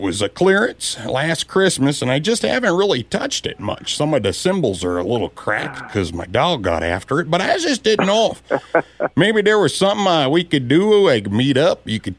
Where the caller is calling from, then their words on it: Pollock, United States; Yeah, I live right down here in Pollock, actually, is where I live from.